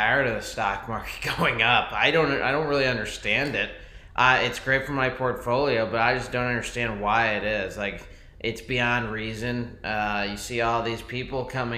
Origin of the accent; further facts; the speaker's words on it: United States; we're American